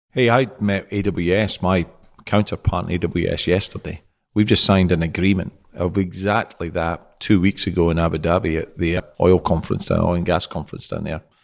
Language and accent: English; Scotland, United Kingdom; moved away as an adult; now in Houston, United States; Scottish, based in Houston for the last two years